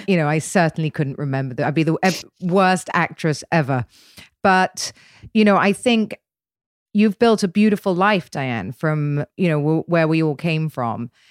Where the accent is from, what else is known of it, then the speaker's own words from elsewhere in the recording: England, United Kingdom; being English